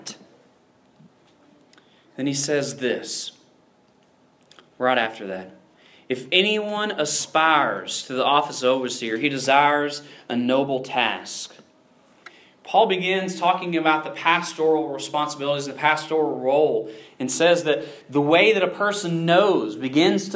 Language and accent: English; the South, United States; I grew up in the South